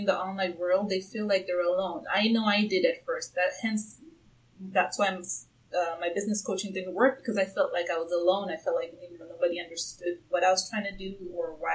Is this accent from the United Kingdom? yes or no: no; Tanzania; now in Seattle, United States; I'm originally from Tanzania, East Africa, and I do plan on going back home for good by the end of 2018